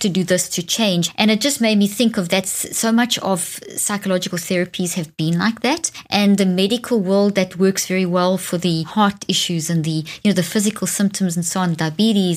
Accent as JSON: {"language": "English", "country": "Zimbabwe", "tie": "born or raised there", "also_born_or_lived": "South Africa", "moved": "yes", "said": "Zimbabwe, where I was born in Zimbabwe"}